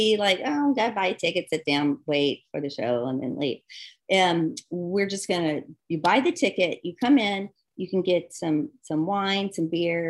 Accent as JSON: {"language": "English", "region": "the South", "country": "United States", "said": "Because I'm from the South. I'm a country right. girl, you know?"}